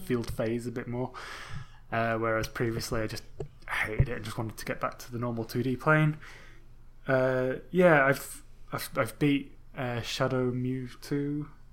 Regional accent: England, United Kingdom; I'm English

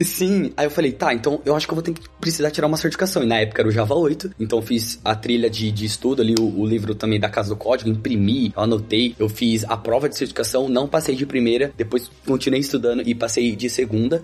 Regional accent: Suzano, São Paulo, Brazil; moved away as an adult; also born or lived in Italy; now in London, United Kingdom; basicamente eu sou de São Paulo, da Zona Leste, uma cidade chamada Suzano

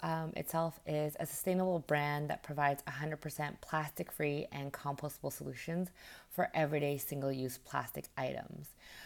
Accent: Vancouver, British Columbia, Canada; moved away as an adult; also born or lived in Alberta / Toronto; now in Vietnam; I am from Canada. I was born in Alberta, raised in Vancouver, and then spent my last 8 years before I moved to Vietnam in Toronto.

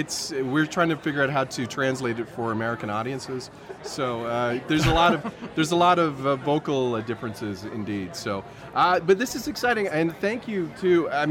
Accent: Canada; for me as a Canadian

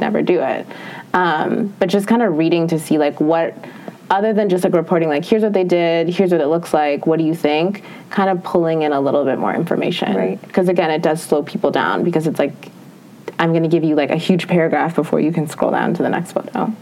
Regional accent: Minnesota, United States; moved away; I'm from Minnesota

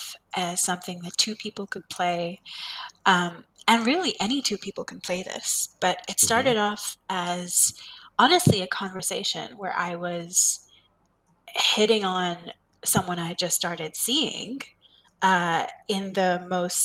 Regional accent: India; moved away as an adult; I grew up in India

